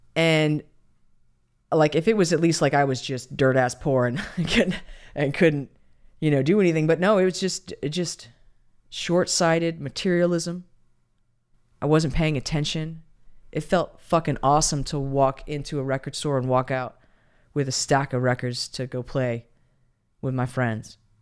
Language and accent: English; United States; as Americans